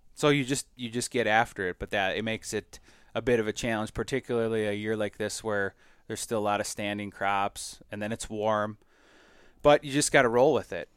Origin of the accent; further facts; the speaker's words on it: Minnesota, United States; we do in Minnesota a lotta, a lotta what I call cattail pounding, right? Like, the only milo you see in my home state